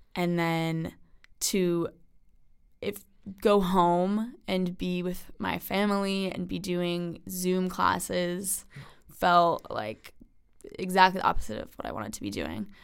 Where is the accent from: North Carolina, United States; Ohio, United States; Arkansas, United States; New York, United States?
New York, United States; Westchester; I'm from Westchester, New York.